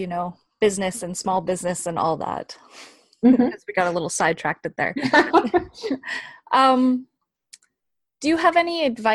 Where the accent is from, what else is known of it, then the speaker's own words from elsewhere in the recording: Canada; moved away as an adult; now in Denmark; I grew up in Canada, so we learned a lot of British history